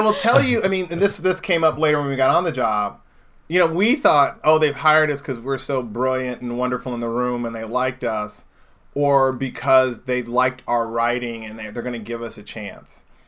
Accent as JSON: {"language": "English", "town": "Indianapolis", "region": "Indiana", "country": "United States", "tie": "born or raised there", "moved": "yes", "said": "I grew up in Indianapolis, Indiana"}